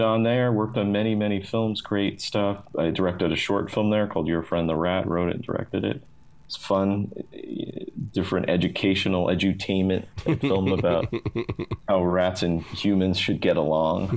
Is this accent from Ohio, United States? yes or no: no; New Jersey, United States; moved away as an adult; also born or lived in California; I grew up in the New Jersey area